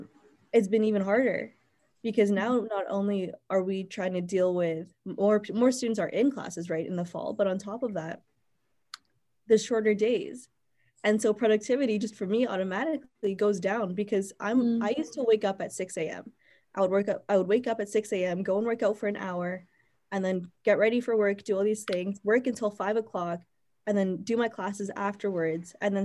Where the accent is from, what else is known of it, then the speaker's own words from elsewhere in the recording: Winnipeg, Manitoba, Canada; moved away as an adult; also born or lived in Toronto; I'm from Winnipeg, so that's where I am right now